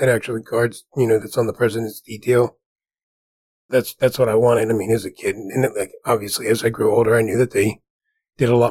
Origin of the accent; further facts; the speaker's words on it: New Jersey, United States; moved away; growing up in New Jersey